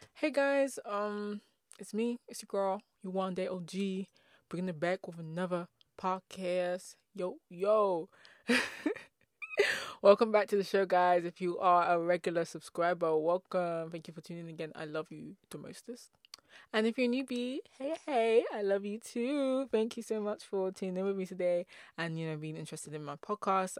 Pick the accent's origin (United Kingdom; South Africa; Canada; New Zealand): United Kingdom; England; I'm from England